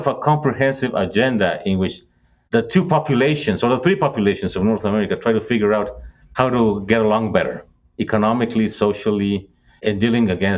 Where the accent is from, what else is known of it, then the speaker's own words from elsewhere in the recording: Monterrey, Nuevo León, Mexico; I'm from Monterrey, you know, in the northeastern Mexico.